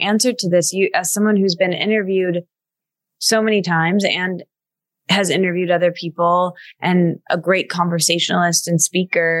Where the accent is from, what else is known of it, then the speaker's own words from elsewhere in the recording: Michigan, United States; I grew up in Michigan